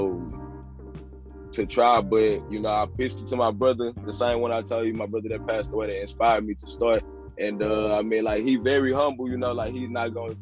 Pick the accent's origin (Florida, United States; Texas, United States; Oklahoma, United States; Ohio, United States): Texas, United States; Port Arthur; I came up, you feel me, in the South. I'm from Port Arthur, about 90 miles east of Houston